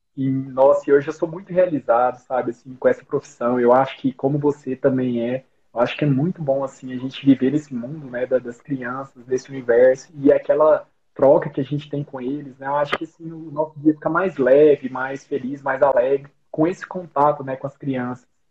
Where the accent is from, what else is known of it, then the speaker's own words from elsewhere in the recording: Rio Verde, Goiás, Brazil; accent: R puxado; moved away as an adult; also born or lived in Goiânia; now in Brasília, Brazil; eu sou de Rio Verde, Goiás. É, eu já mudei de lá já tem um bom tempo.